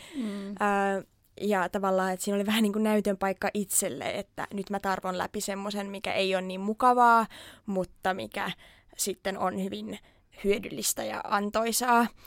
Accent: Turku, Southwest Finland, Finland; ihan Turusta kotoisin ja nyt sitten pitkän harkinnan jälkeen jäin myös turkulaiseksi.

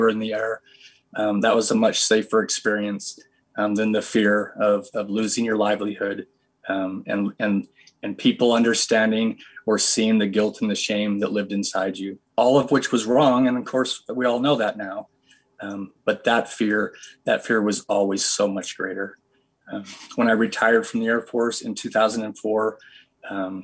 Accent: Vermont, United States; moved away as an adult; now in Utah, United States; I grew up in Vermont, super ultra conservative

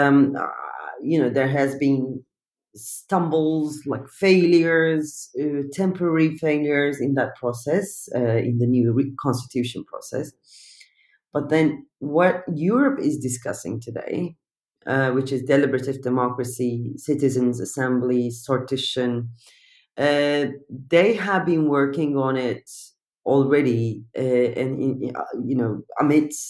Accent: Turkey; English is a second language; moved away as an adult; I'm coming from Turkey

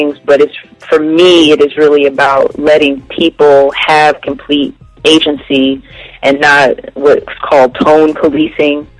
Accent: Trenton, New Jersey, United States; moved away as an adult; also born or lived in Philadelphia, Pennsylvania; now in Atlanta, United States; I grew up in New Jersey

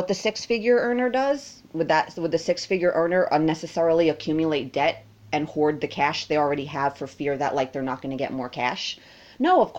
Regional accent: United States; Me as an American

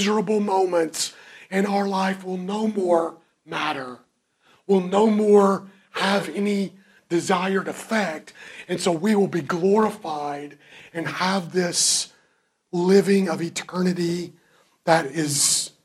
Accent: Kentucky, United States; I'm from Kentucky

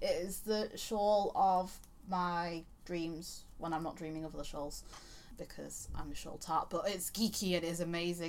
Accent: Yorkshire and the Humber, United Kingdom; You're talking to someone from Yorkshire. We have a very special relationship with the letter T and the letter H.

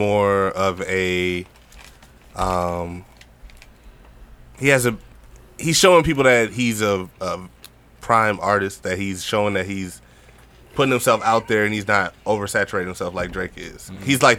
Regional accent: Jamaica; I'm Jamaican.

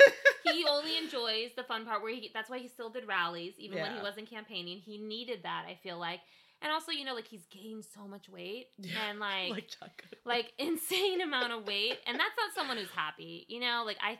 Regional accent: California, United States; As a Californian

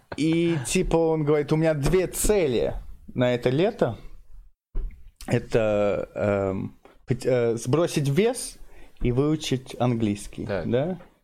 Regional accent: London, United Kingdom; Russian is a second language; moved away; Я, я местный из Лондона

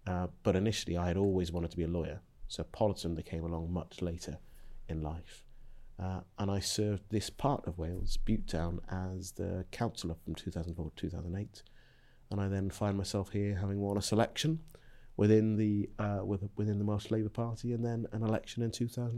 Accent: Zambia; born there; Well, it's a bit of an odd route, because I was born in Zambia in 1974.

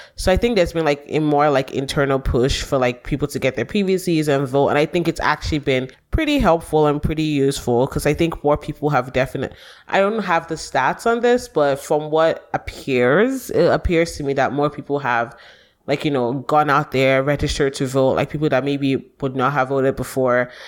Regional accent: Nigeria; moved away; I do think we are more Nigerian outside of Nigeria than we are, like, tribal

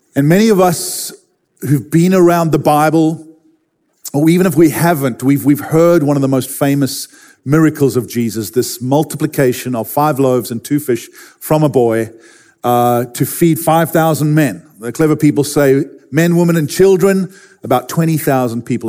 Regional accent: Durban, KwaZulu-Natal, South Africa; I grew up in Durban, South Africa

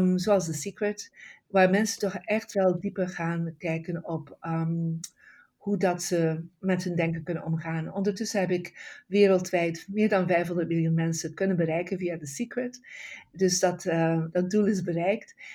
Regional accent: Bruges, Flanders, Belgium; now in California, United States; ik ben oorspronkelijk van België, van een prachtig stadje uh, Brugge in West-Vlaanderen.

